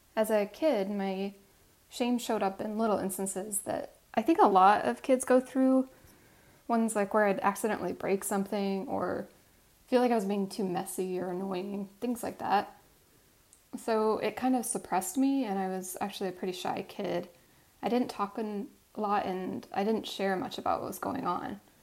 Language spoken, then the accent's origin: English; Midwest, United States; growing up in the Midwest